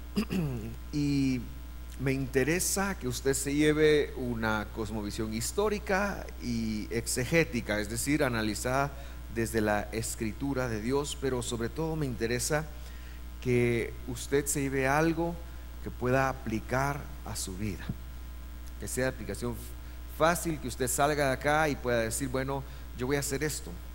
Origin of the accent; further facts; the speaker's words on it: Guatemala City, Guatemala Department, Guatemala; yo nací en Guate